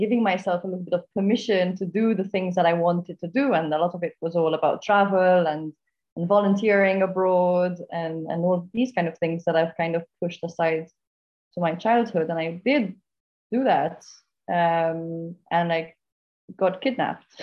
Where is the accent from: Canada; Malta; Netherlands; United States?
Malta; I'm from Malta, currently in Gozo, an island just north, actually, of Malta.